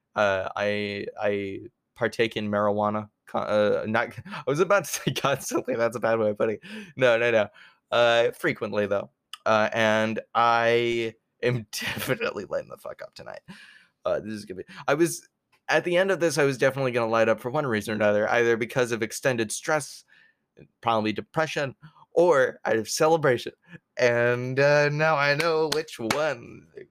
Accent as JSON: {"language": "English", "country": "Canada", "tie": "born or raised there", "also_born_or_lived": "New York, United States", "said": "I was born in New York. I lived there till I was almost seven years old. That's when I moved to Canada"}